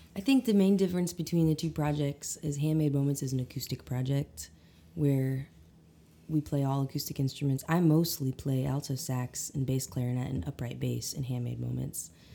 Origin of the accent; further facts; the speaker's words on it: Eureka Springs, Arkansas, United States; also born or lived in Conway, Arkansas; I'm originally from Eureka Springs area